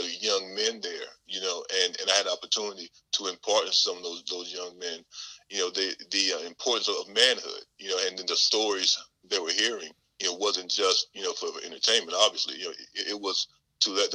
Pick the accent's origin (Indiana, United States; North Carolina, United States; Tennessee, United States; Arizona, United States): North Carolina, United States; Vass; moved away as an adult; also born or lived in Fort Lewis, Washington; now in Fort Eustis, Virginia, United States; growing up in Vast